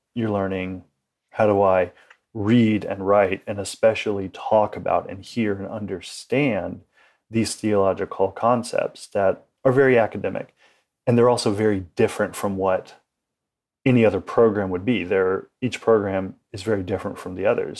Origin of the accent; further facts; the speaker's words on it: United States; as an American, uh, a modern day American